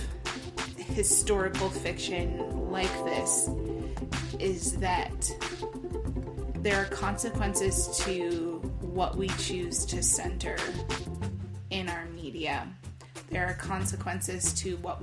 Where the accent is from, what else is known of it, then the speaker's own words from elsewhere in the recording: Iowa, United States; I actually grew up in the Midwest. I grew up in Iowa